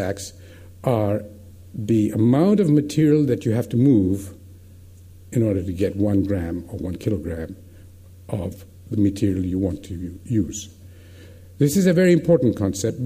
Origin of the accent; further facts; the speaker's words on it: India; as an Indian